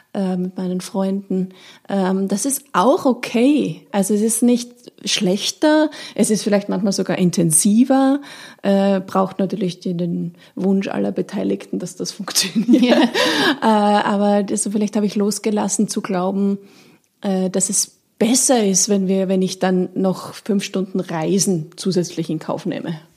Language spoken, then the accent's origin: German; Austria; moved away as an adult; now in Hamburg, Germany; ich komme aus Österreich